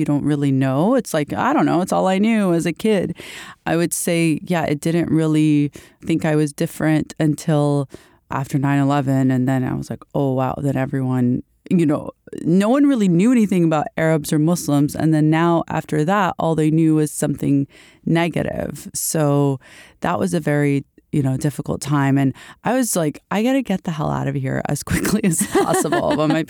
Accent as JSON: {"language": "English", "region": "Alabama", "country": "United States", "tie": "born there", "said": "Yeah, so I was born in Alabama."}